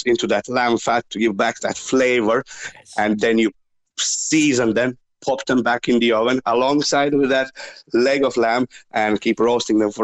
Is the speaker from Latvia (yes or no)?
yes; Latvia; now in Ireland; Originally, I'm from Latvia